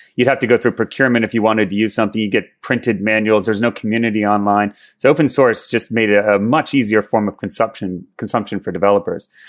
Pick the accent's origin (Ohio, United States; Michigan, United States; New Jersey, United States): New Jersey, United States; Maplewood; moved away as an adult; also born or lived in Berkeley, California; I grew up in Jersey mostly.